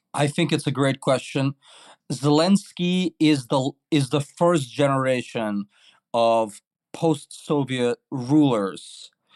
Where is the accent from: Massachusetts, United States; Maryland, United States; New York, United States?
New York, United States; New York City; also born or lived in Tashkent, Uzbekistan / Odesa, Ukraine; now in Paris, France; I grew up in New York City in Brooklyn